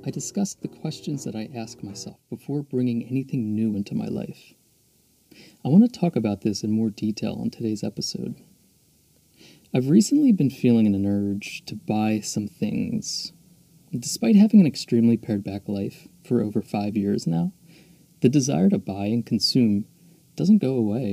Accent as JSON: {"language": "English", "town": "Philadelphia", "region": "Pennsylvania", "country": "United States", "tie": "born or raised there", "also_born_or_lived": "Mexico", "said": "I was born and raised just outside of Philadelphia, so it's my hometown"}